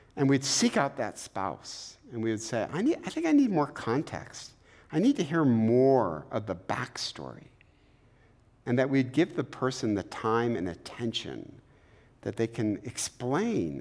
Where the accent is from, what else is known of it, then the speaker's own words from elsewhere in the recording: Eastpointe, Michigan, United States; We had no money growing up in East Detroit